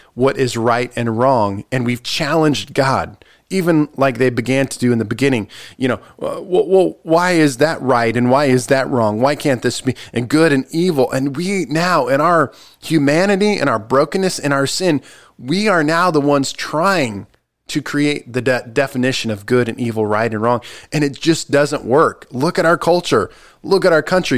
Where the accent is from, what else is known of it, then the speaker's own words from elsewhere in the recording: United States; I'm American